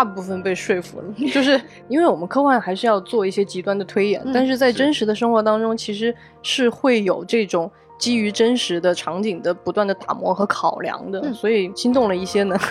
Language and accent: Chinese; South China, China; also born or lived in Beijing; 我是一个南方人，然后当我洗完我的袜子，我发现它很硬的，立在那儿的时候，哇，南方人大震撼